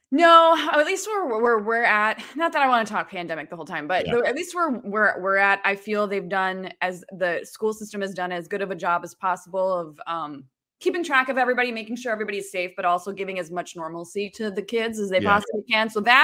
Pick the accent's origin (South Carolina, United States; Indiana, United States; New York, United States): New York, United States; born there; also born or lived in Virginia / Illinois / Michigan / Ohio; I was born in New York State.